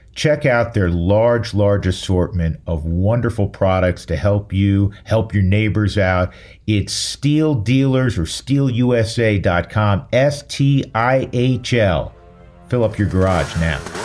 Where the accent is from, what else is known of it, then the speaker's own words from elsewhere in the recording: New York, United States; moved away; I am from New York